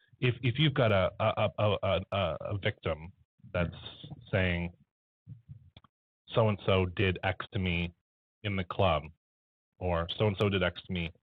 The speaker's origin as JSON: {"language": "English", "country": "Canada", "also_born_or_lived": "Halifax", "said": "beyond us being Canadian, being in Halifax"}